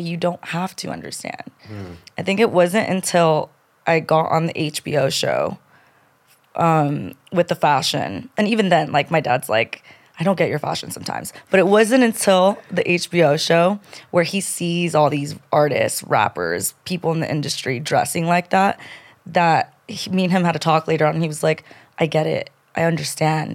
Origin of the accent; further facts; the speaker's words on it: Colombia; now in United States; I'm from Colombia. I was born in Colombia. My parents immigrated to this country to give me a better life